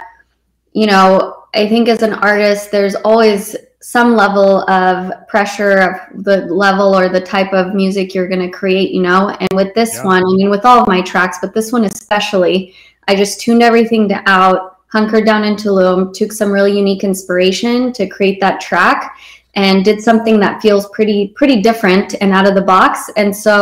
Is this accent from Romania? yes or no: yes; Romania; moved away; I was born in Romania and I was born there during communism.